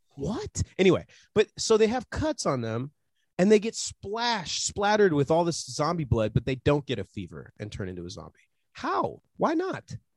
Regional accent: United States; I'm from America

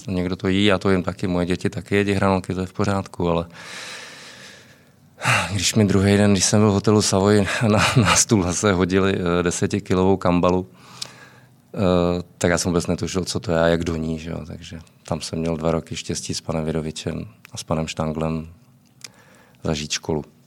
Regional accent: Czechia; moved away as an adult; also born or lived in Prague / Moscow, Russia / Australia / Estonia; my jsme tam vnímáni jako, jako velmi pozitivně, jako Češi

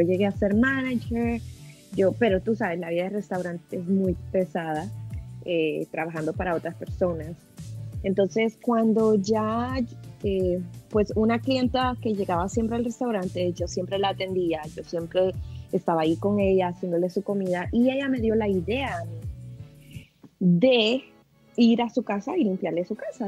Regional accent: El Salvador; now in United States; vengo de El Salvador, vengo de un país muy

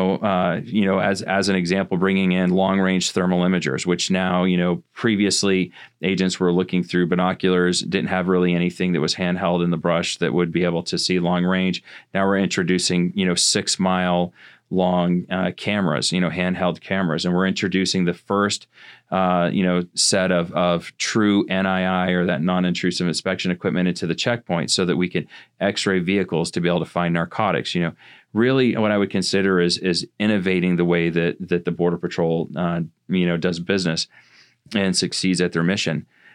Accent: Van Buren, Maine, United States; you know, and I grew up in Northern Maine. I actually grew up in Van Buren, as a matter of fact.

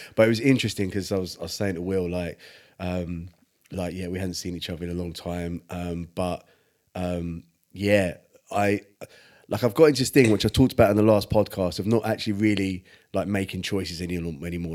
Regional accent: England, United Kingdom

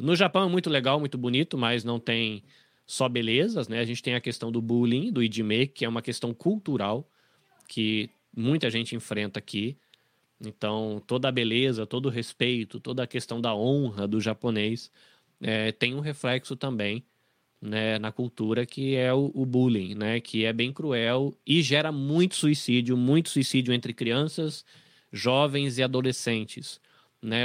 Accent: interior of São Paulo, Brazil; also born or lived in Bahia; now in Japan; eu sou um, um baiano desnaturado, porque eu saí da Bahia muito cedo, então eu sou um baiano que não fala o baiano e não tem muito jeitão de baiano, porque cresci no interior de São Paulo

